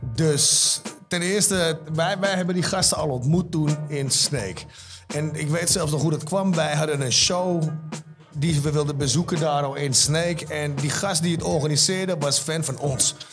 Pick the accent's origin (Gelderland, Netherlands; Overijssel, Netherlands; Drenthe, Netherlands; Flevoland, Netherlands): Flevoland, Netherlands; Almere; wij komen uit Haven